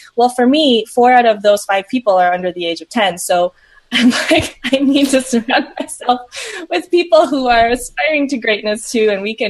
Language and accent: English; Southern United States, United States; also born or lived in Peru; I'm originally from Peru. And moved to the States with my brother and parents when I was really young. So I grew up in the South and the Midwest.